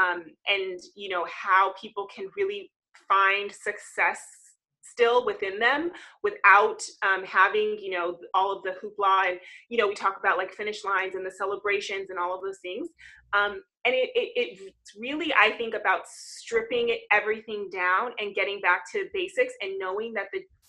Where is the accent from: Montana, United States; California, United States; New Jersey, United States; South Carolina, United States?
California, United States; Southern; I am from California. I'm a Southern California girl, born and raised